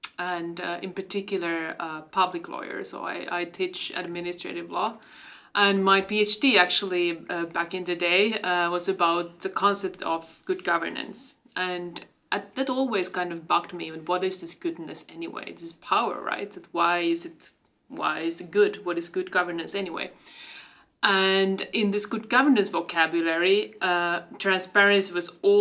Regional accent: Finland; I come from Finland

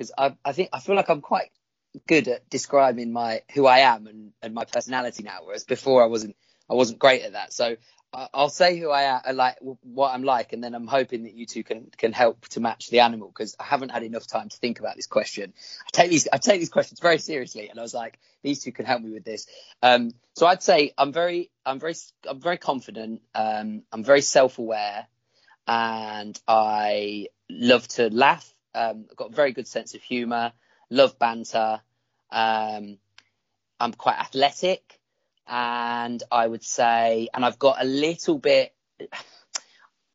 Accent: Derby, East Midlands, United Kingdom; also born or lived in Stevenage; I was born in Stevenage before I moved up to Derby

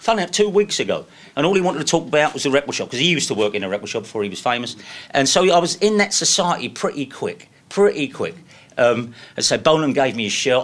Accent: London, United Kingdom; I'm from Deptford

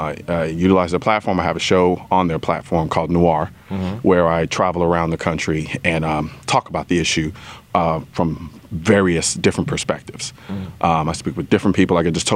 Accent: Houston, Texas, United States; I'm Houston, Texas.

